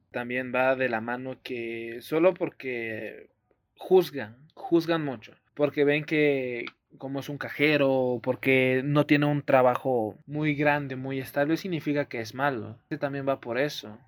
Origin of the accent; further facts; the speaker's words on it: Oaxaca, Mexico; now in Mexico City, Mexico; Yo que vengo de Oaxaca y de la zona donde soy